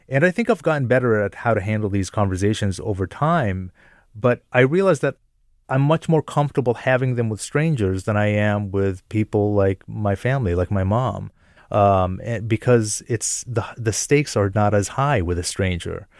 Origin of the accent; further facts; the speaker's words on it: Jordan; also born or lived in upstate New York, United States; now in United States; I'm a Palestinian American, but I was born and raised in Jordan